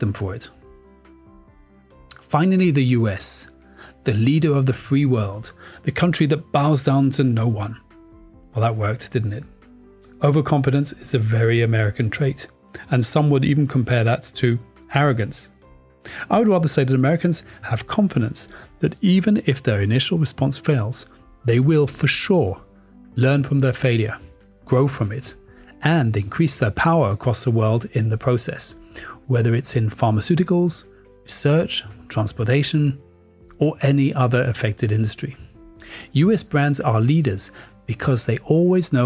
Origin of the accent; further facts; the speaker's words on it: France; moved away; also born or lived in United Kingdom; I grew up there